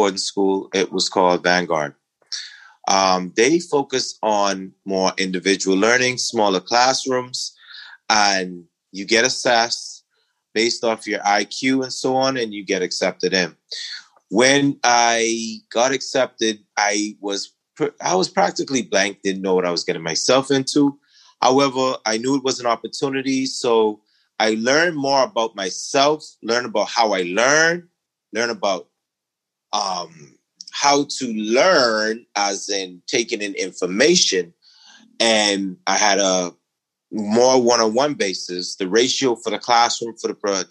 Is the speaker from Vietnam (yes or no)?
no; Exuma, Bahamas; I'm originally from Exuma, Bahamas. It's a rural island, not much development. I grew up on, you know, kind of a farm.